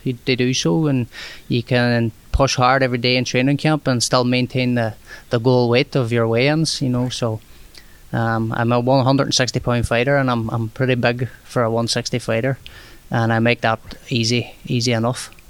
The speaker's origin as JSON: {"language": "English", "town": "Derry", "region": "Northern Ireland", "country": "United Kingdom", "tie": "born or raised there", "moved": "as an adult", "lives_now": "St. Petersburg, United States", "said": "a lot more population is a lot bigger here than it would be in my hometown, Derry"}